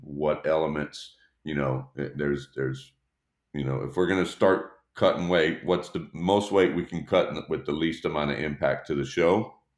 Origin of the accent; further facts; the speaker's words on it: Dallas, Texas, United States; born and raised in Dallas, Texas.